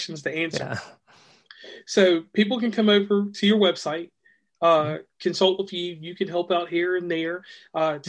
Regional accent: Virginia, United States; now in West Virginia, United States; I'm from Virginia

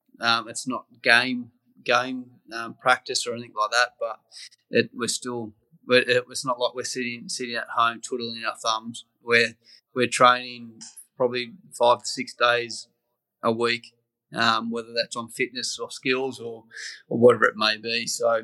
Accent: Australia; And as Australian cricketer, it doesn't get much bigger than heading over to the Ashes over there.

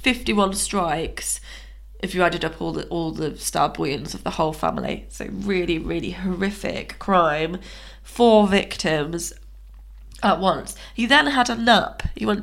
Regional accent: United Kingdom; Why? We're from Britain. We're part of this.

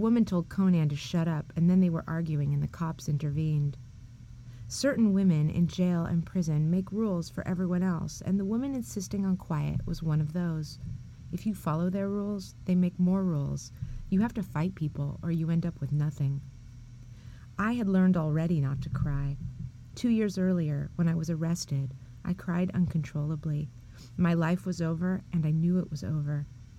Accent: San Francisco, California, United States; I'm from San Francisco, and a trans to me is nothing new

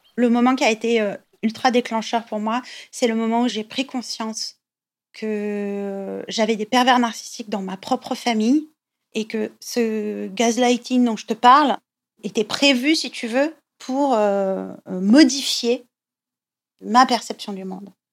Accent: southern France, France; also born or lived in Italy (family ancestry); now in Paris, France; je suis originaire du sud de la France

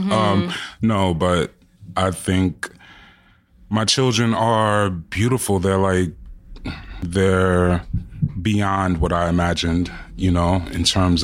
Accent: New York City, New York, United States; I'm born and raised in Jamaica, Queens, and my parents are Jamaican

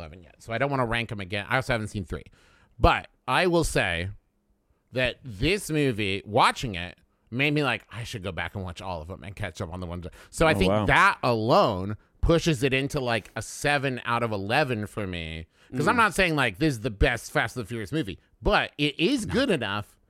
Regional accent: United States; As an American and a diplomat

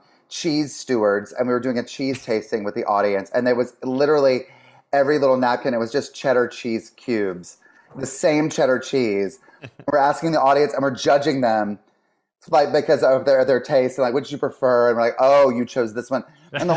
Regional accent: the South, United States; growing up in the South, they really wanted us to have culture. And so they would take us to theater and concerts, like, you know, and opera and whatever would come to town or near, they would take us, we would go to Charlotte, like an hour away.

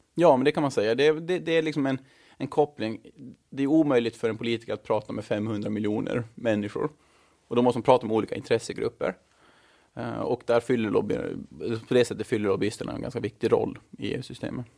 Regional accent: Mariehamn, Åland Islands; moved away as an adult; also born or lived in Stockholm, Sweden; now in Brussels, Belgium; Jag är född och uppvuxen i Mariehamn

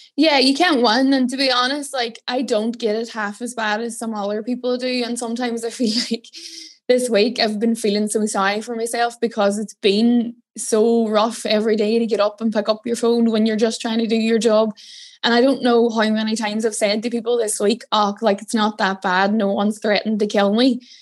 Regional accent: Derry, Northern Ireland, United Kingdom; moved away as an adult; now in Dublin, Ireland; I'm from Derry.

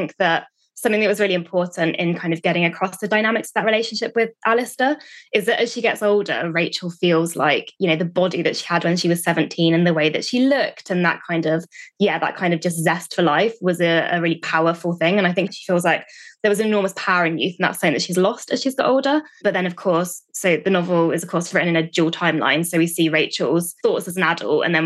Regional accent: United Kingdom

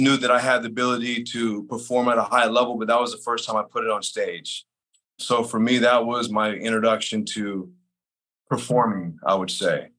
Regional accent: San Jose, California, United States; born there; also born or lived in Salinas / Monterey / Sacramento / Los Angeles; And I was born in San Jose, lived in Salinas, Monterey, Sacramento, Los Angeles. So kind of bounced around a lot.

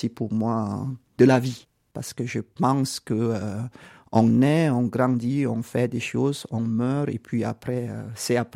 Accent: Cameroon; born there; Je suis né au Cameroun, mais j'ai beaucoup voyagé parce que euh, les parents étaient administrateurs et gestionnaires des biens d'une église dans une organisation internationale.

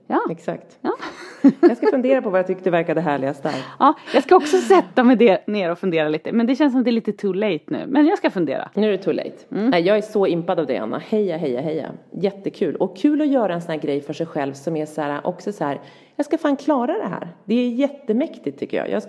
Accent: Norrland, Sweden; vi är ändå två norrlänningar, tror du göteborgaren är bra på att åka längdskidor?

